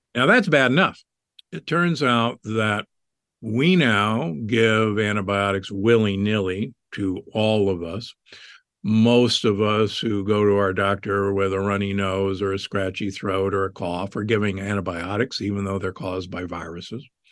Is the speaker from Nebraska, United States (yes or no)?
yes; Omaha, Nebraska, United States; I grew up in Omaha, Nebraska